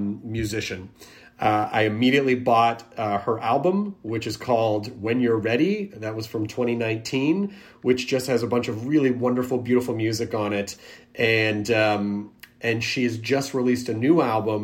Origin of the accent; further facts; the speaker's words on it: Tennessee, United States; also born or lived in Kentucky; I was born in Kentucky. I grew up in Tennessee